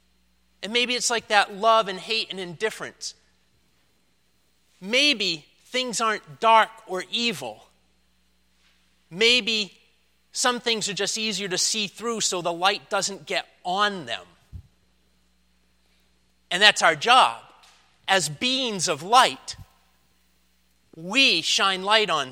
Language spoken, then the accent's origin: English; Leominster, Massachusetts, United States; moved away; my hometown, the place I grew up